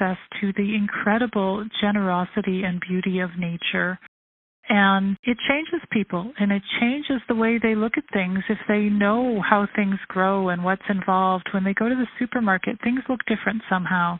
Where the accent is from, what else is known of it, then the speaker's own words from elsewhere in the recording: Toronto, Ontario, Canada; moved away as an adult; also born or lived in United Kingdom / Russia / Israel; I was born here in Toronto. I grew up here